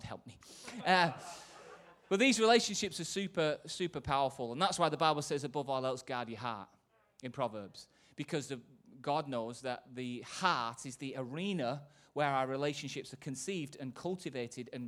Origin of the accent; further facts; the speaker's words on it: Manchester, North West England, United Kingdom; from Manchester